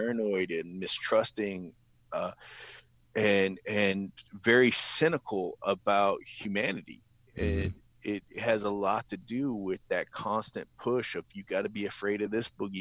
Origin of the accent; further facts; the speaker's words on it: Ohio, United States; also born or lived in Philippines; I grew up in Ohio